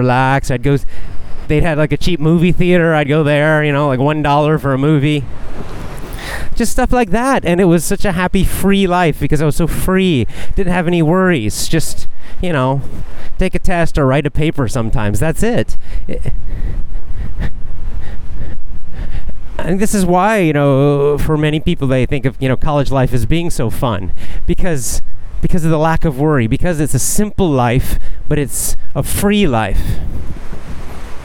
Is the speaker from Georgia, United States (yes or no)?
yes; Athens, Georgia, United States; now in Japan; downtown Athens, Georgia, my hometown